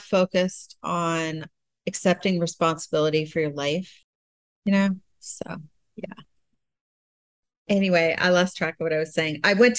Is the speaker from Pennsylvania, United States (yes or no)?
yes; Pennsylvania, United States; also born or lived in Florida / Southern California; In Pennsylvania and Florida. Oh. And I lived in Southern California. So I've moved around a lot.